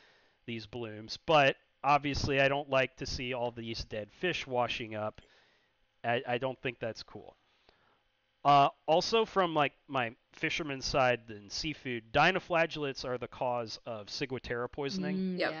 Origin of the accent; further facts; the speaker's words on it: Chesapeake Bay, United States; So, growing up in the Chesapeake Bay, obviously, I saw more than a few red tides.